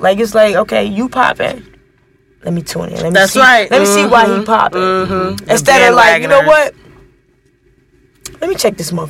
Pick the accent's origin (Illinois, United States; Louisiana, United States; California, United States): Illinois, United States; Chicago; now in Los Angeles, United States; I'm from Chicago.